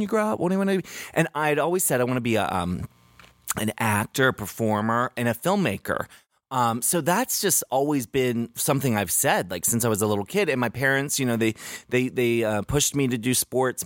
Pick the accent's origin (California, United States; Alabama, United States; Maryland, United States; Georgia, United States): Maryland, United States; 'Cause I grew up in Maryland